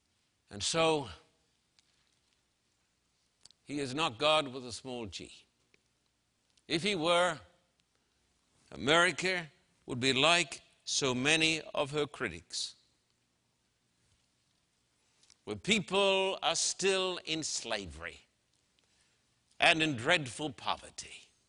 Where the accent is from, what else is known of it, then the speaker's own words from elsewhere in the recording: Brisbane, Queensland, Australia; And I can remember standing on the streets of my hometown in Brisbane, Queensland, Australia, with a vast crowd of people who were shouting, "We want to see the Queen."